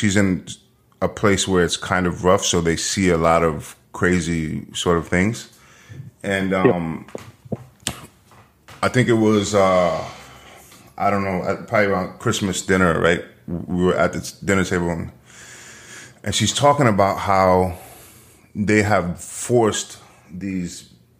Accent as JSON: {"language": "English", "region": "New York", "country": "United States", "tie": "born or raised there", "said": "And growing up in New York, the only people who had guns here were the cops or criminals."}